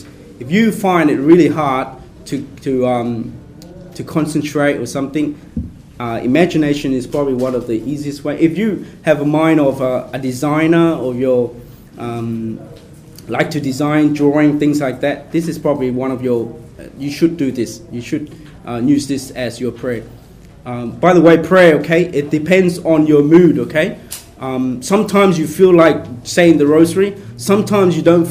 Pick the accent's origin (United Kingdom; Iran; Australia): Australia; Brisbane, Queensland; I grew up in Brisbane